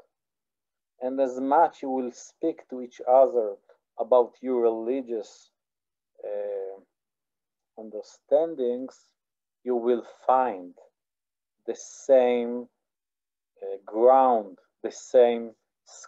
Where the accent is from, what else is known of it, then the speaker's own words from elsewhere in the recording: Israel; I'm from Israel